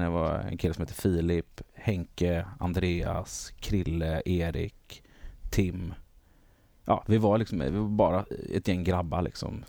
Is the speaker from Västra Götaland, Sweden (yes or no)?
yes; Gothenburg, Västra Götaland, Sweden; Göteborg. Ja. Eh, Guldheden heter området